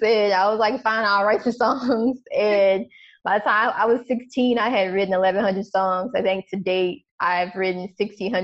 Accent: United States; being an American

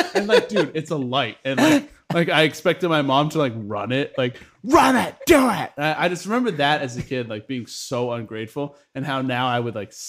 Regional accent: Florida, United States; moved away; because we grew up in Florida

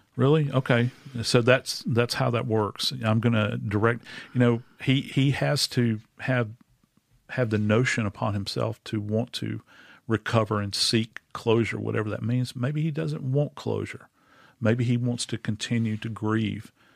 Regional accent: New Orleans, Louisiana, United States; in my hometown in New Orleans

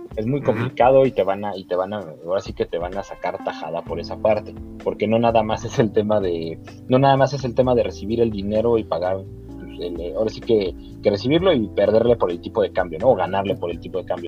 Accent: Mexico; acá en México

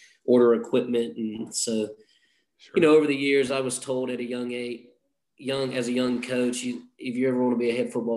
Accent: Atlanta, Georgia, United States; also born or lived in Athens, Georgia; I grew up in Clayton County in South Atlanta.

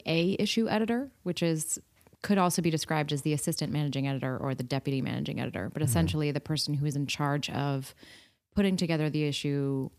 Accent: California, United States; I grew up in California.

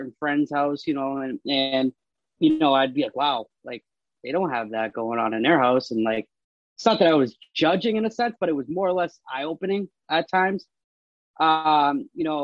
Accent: Marlborough, Massachusetts, United States; also born or lived in Framingham, Massachusetts; now in Worcester, United States; I was born in Framingham, but I was raised out of Marlboro, Mass.

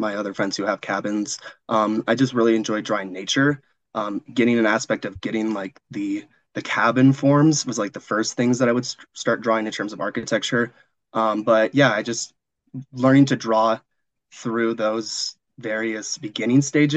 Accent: Missoula, Montana, United States; moved away as an adult; now in Denver, United States; I am from Missoula, Montana

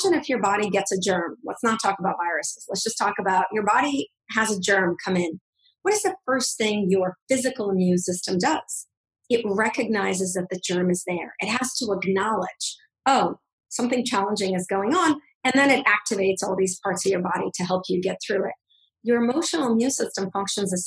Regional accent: Russia; moved away; I come from Russia. I'm a Russian Jewish immigrant

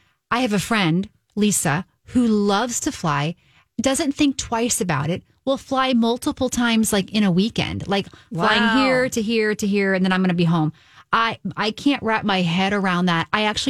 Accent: Southern Indiana, United States; because I'm from Southern Indiana, so it's like Tornado Alley area.

